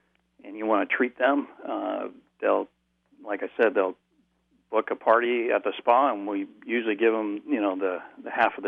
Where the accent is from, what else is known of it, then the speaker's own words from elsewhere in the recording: California, United States; now in Chico, United States; Well, in Chico, and my wife and I came from the Bay Area